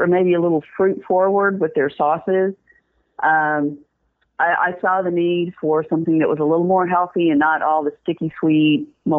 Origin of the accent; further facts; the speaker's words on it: Memphis, Tennessee, United States; also born or lived in Destin, Florida / St. Petersburg, Florida; now in Tampa, United States; I am originally from Memphis, Tennessee, which I consider to be the home of barbecue.